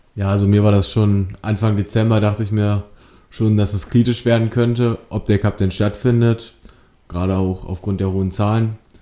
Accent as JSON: {"language": "German", "town": "Bilshausen", "region": "Lower Saxony", "country": "Germany", "said": "ich komme aus Bilzhausen, ich bin 17 Jahre alt und derzeit besuche ich, besuche ich die 11. Klasse des Eichsfeld-Gymnasium in Duderstadt"}